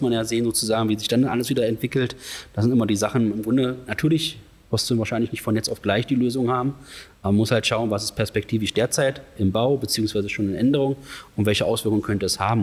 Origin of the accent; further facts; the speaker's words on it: Magdeburg, Saxony-Anhalt, Germany; ich bin ja hier in Magdeburg geboren